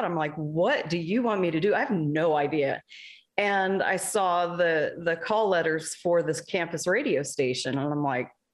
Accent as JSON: {"language": "English", "region": "Alaska", "country": "United States", "tie": "born or raised there", "said": "I grew up in Alaska"}